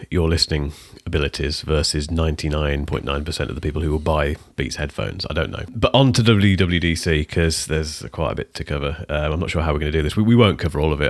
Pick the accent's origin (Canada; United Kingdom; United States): United Kingdom; I'm British